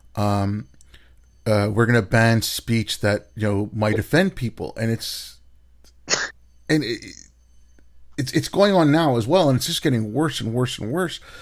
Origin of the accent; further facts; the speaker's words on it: Hyderabad, Telangana, India; in Hyderabad, that's where I grew up at Hyderabad in India. That's where I was born